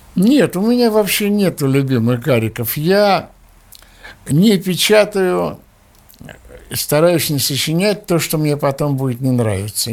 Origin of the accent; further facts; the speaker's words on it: Russia; moved away as an adult; now in Israel; мы все еще выходцы из России, мы все еще советские люди.